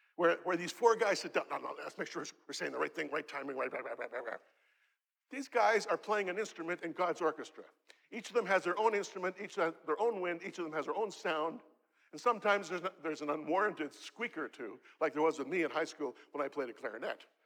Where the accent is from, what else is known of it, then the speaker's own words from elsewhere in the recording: Canada; I'm from Canada.